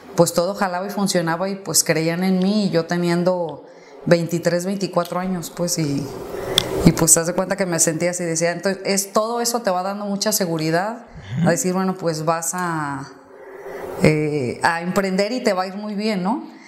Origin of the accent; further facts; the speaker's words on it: Guadalajara, Jalisco, Mexico; yo soy de Guadalajara. Y toda la vida he vivido aquí en Guadalajara